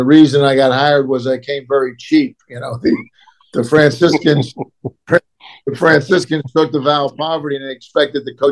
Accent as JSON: {"language": "English", "town": "Philadelphia", "region": "Pennsylvania", "country": "United States", "tie": "born or raised there", "said": "I grew up in Philadelphia"}